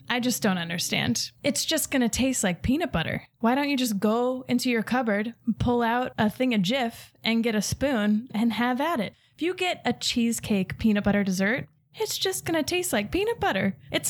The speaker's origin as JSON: {"language": "English", "country": "Ireland", "said": "Not Latvian. I'm Irish, but I did inherit the tradition."}